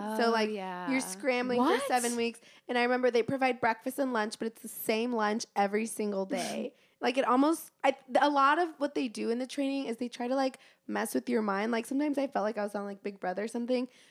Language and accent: English; Texas, United States; I was one of the few people that had my car there cause I was from Texas